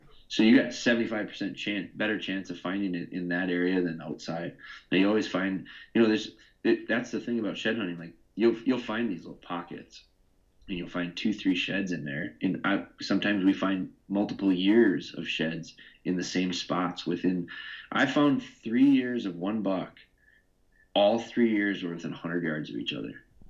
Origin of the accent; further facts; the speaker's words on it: Midwest, United States; I'm from the Midwest